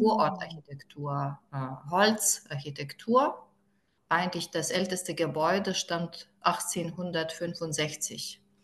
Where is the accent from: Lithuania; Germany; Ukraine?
Lithuania; Druskininkai, Alytus County; German is a second language; ich bin aufgewachsen in Ruskininkai